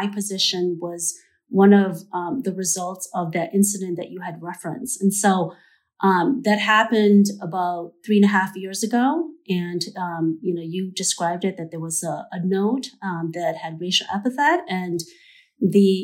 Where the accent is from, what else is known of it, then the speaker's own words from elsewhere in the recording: Oshkosh, Wisconsin, United States; now in St. Paul, United States; I'm not originally from Minnesota. I grew up in Oshkosh, Wisconsin, but I've lived in St. Paul for most of my life